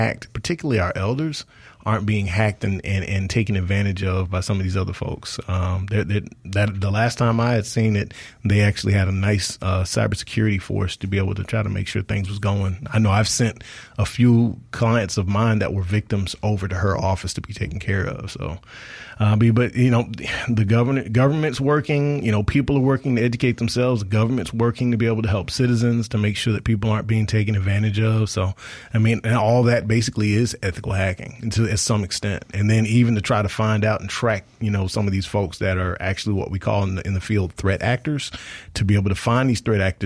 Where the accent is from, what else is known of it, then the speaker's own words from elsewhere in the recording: Marion County, Mississippi, United States; Where I'm from Marion County, which is about a half hour west of Hattiesburg. We didn't have anything out there in the boonies where I'm from